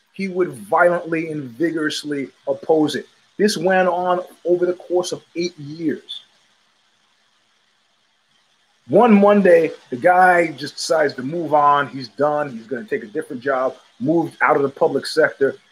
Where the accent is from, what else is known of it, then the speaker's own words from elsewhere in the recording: New York City, New York, United States; an unreconstructed New Yorker